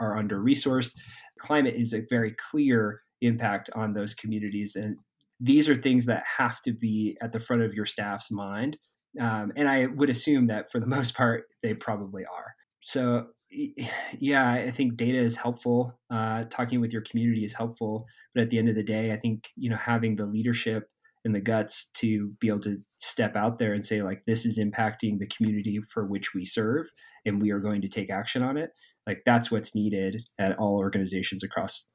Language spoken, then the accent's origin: English; Vermont, United States; now in Durango, United States; I grew up in Vermont.